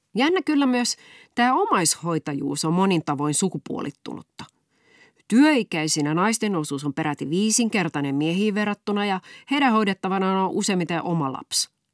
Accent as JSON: {"language": "Finnish", "town": "Raisio", "region": "Southwest Finland", "country": "Finland", "tie": "born or raised there", "accent": "Turku dialect", "said": "kotikaupungissani Raisiossa"}